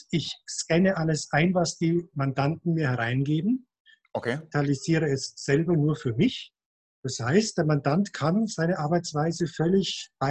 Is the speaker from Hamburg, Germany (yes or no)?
no; Munich, Bavaria, Germany; born there; hier in der Nähe von Mühldorf, gebürtiger Münchner